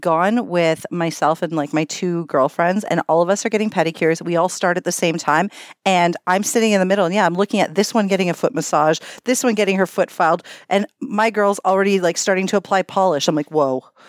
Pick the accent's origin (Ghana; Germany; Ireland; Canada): Canada; we're Canadian